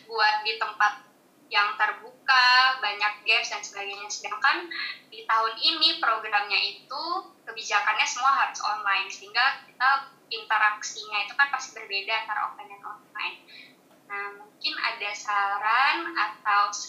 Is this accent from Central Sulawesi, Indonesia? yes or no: yes; Palu, Central Sulawesi, Indonesia; now in Semarang, Indonesia; saya juga orang Palu sih, cuman sedang merantau di, di kota orang di Semarang.